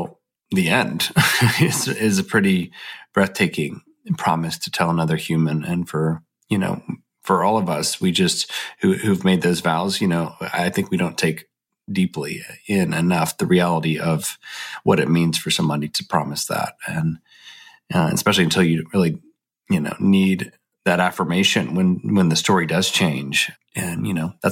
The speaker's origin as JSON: {"language": "English", "region": "the South", "country": "United States", "said": "We are both from the South and sort of found our way to a college in Birmingham, Alabama"}